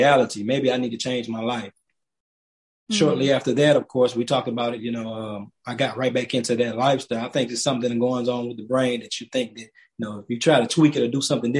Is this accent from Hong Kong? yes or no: no; Alabama, United States; moved away; me growing up in Alabama and my mom and my grandma instilling faith in me